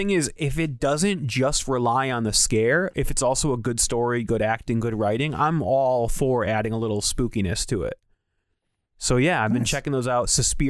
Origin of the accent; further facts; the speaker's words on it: Connecticut, United States; we're from Connecticut.